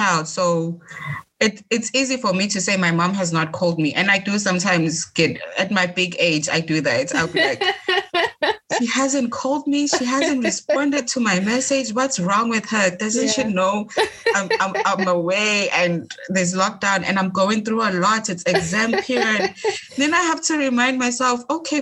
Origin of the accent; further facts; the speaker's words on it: Eswatini; moved away; I'm from Swaziland